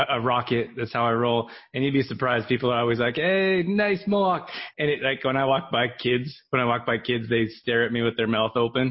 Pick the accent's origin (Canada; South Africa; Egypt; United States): Canada; When I was growing up in Canada, I wanted to be a college athlete